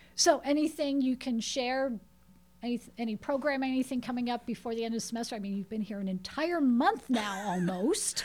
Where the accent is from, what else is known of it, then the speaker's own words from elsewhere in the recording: Pittsburgh, Pennsylvania, United States; moved away; I'm from Pittsburgh